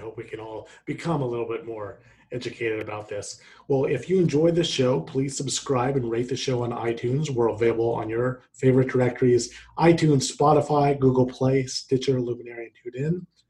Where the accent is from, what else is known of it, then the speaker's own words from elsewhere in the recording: Kansas City, United States; moved away; I grew up in the Kansas City area